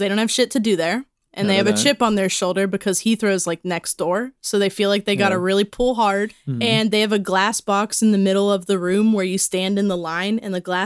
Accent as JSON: {"language": "English", "country": "United States", "said": "As an American married to a South African"}